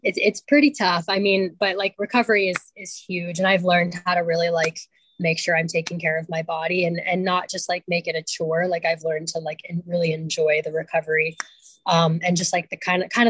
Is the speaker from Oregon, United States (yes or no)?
no; Tucson, Arizona, United States; I grew up in the Tucson community